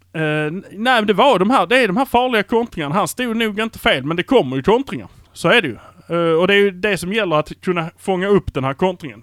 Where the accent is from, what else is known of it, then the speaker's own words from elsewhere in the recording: Malmö, Skåne, Sweden; vi är från Malmö